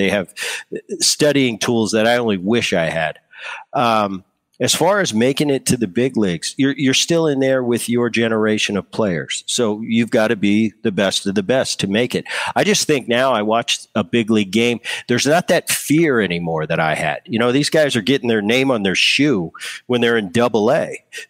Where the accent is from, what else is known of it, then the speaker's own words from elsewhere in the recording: New Jersey, United States; You know, I grew up in New Jersey. I grew up with a great bunch of kids that didn't make it a big deal.